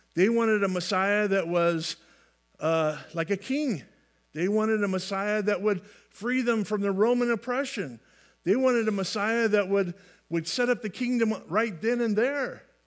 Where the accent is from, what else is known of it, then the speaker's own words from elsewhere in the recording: California, United States; I grew up in California, uh, lands of fruits and nuts